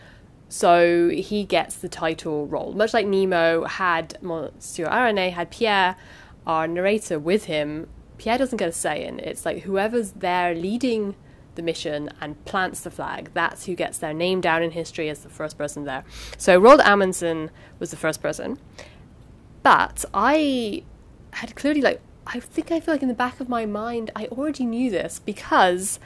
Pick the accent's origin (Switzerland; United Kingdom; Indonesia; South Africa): United Kingdom; because I'm British